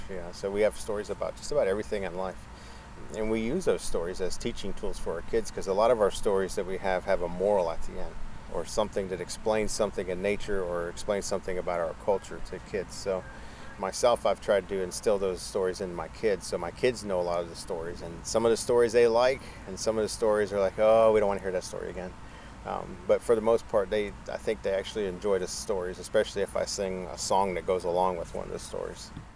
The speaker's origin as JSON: {"language": "English", "town": "Naples", "region": "Florida", "country": "United States", "tie": "born or raised there", "said": "born and raised in Naples, Florida"}